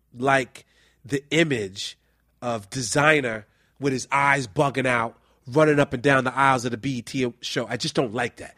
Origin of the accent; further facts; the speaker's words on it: New York City, New York, United States; I'm originally from the Bronx. I'm from the Soundview section of the Bronx.